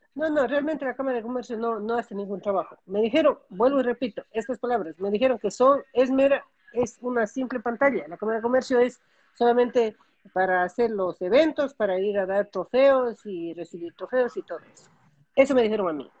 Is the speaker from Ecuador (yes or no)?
yes; Ecuador; now in United States; yo como ecuatoriana